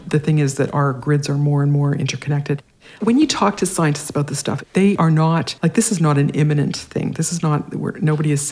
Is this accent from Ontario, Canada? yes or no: no; Regina, Saskatchewan, Canada; Saskatchewan, yeah. And uh, my mom was a painter.